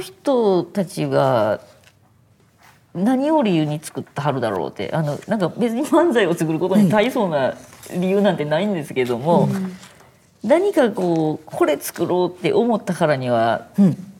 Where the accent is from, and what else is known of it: Kyoto, Japan; born or raised there